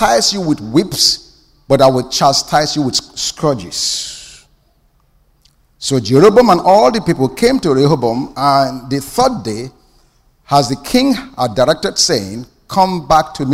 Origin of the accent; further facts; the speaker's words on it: Nigeria; moved away; I grew up in Nigeria